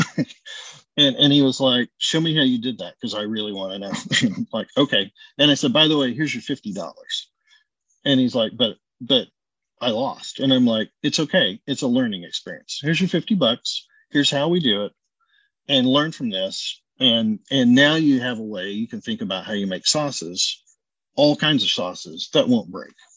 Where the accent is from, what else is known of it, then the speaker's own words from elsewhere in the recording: Oklahoma, United States; now in Houston, United States; when I grew up in Oklahoma, my grandmother was a pastry chef